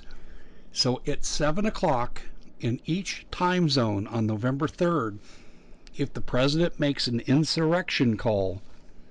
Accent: Aurora, Colorado, United States; In Aurora, Colorado, my hometown

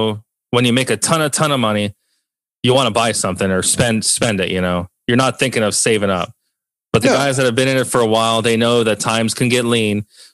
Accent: Long Beach, California, United States; Definitely was pretty fun growing up in Long Beach around that time.

